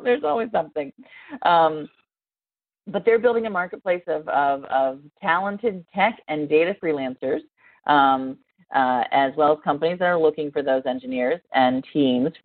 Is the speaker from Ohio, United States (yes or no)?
yes; near Columbus, Ohio, United States; Columbus, Ohio, which is uh, near my hometown